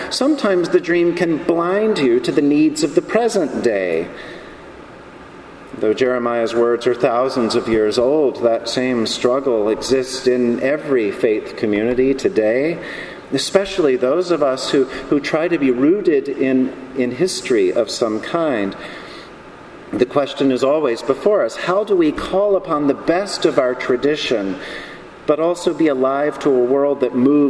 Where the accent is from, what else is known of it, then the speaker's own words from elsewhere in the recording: Charlotte, North Carolina, United States; the church in my hometown, Charlotte, North Carolina